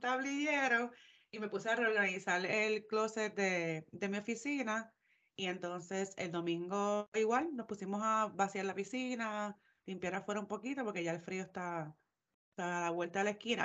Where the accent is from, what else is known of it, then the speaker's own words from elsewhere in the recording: Puerto Rico; now in Georgia, United States; somos de Puerto Rico, sabemos lo que es el calor